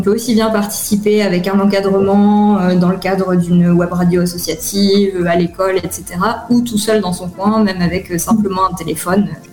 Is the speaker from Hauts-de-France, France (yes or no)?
no; Clermont-Ferrand, Auvergne-Rhône-Alpes, France; moved away as an adult; also born or lived in Paris; now in Tel Aviv, Israel; je suis née à Clermont-Ferrand en France